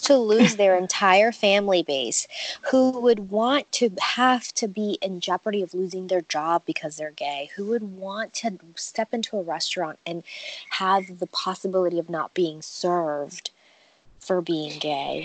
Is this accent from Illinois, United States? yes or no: no; New York, United States; moved away as an adult; also born or lived in Virginia; now in Wilmington, United States; I grew up in New York, and it's it's tough